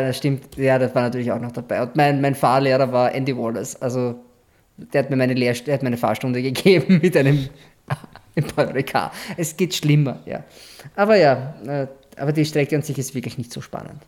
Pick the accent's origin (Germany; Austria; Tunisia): Austria; wo wir, also wo Austria ist